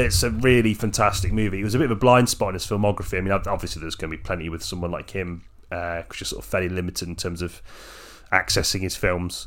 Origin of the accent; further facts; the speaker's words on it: England, United Kingdom; I'm just English